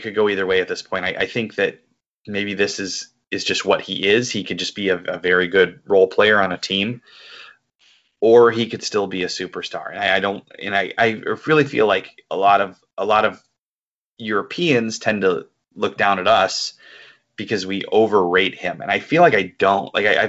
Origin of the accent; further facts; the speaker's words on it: United States; as an American